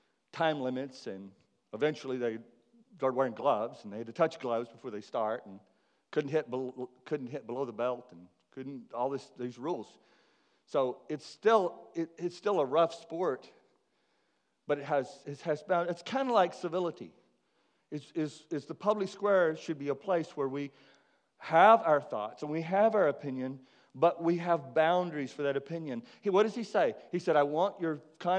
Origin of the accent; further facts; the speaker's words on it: McKinney, Texas, United States; The world that I grew up in back in McKinney, Texas